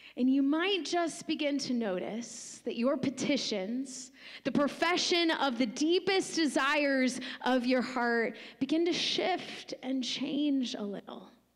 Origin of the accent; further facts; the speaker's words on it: United States; us just specifically as American Western Christians